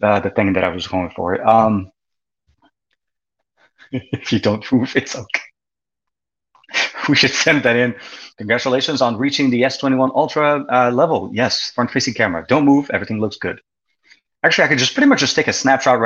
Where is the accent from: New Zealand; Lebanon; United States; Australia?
Lebanon; growing up in Lebanon when I was a kid